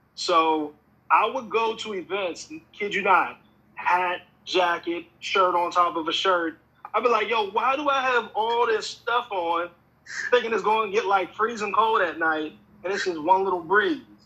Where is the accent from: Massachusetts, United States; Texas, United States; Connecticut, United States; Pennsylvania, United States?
Pennsylvania, United States; also born or lived in Atlanta; now in Los Angeles, United States; I'm originally from Pennsylvania, of course and I moved from there to Atlanta